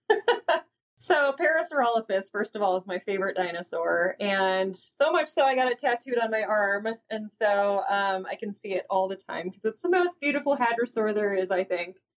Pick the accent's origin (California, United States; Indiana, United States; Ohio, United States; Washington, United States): Indiana, United States; South Bend; I grew up in South Bend, Indiana